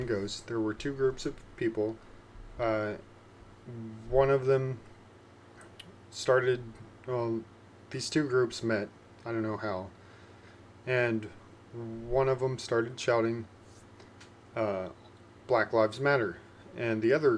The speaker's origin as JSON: {"language": "English", "region": "Indiana", "country": "United States", "tie": "born or raised there", "said": "my home state, Indiana"}